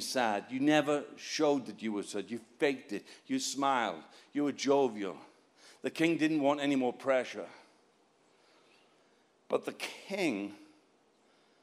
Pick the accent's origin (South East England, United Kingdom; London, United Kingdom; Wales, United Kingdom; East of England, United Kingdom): Wales, United Kingdom; I'm not English. I'm Welsh